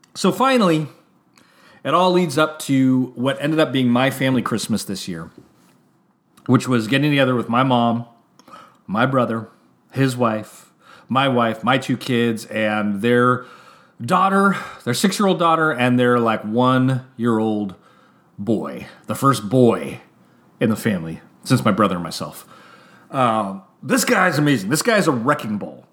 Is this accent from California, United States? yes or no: yes; Santa Rosa, California, United States; also born or lived in San Francisco / Atascadero / Oakland; I was born in San Francisco. And then we moved to a small hick town called the Tascadero. And then we moved to a medium-sized town, Santa Rosa.